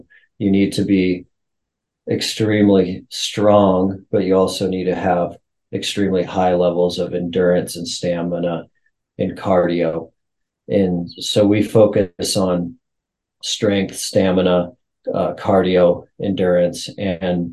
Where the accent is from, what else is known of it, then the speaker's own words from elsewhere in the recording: Montana, United States; So I'm a Montana kid. I was born and raised in Montana